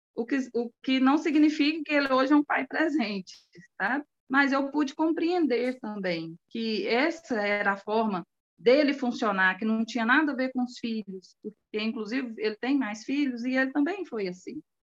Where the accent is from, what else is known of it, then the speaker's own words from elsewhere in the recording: Anápolis, Goiás, Brazil; Eu sou de Anápolis, uhum. Goiás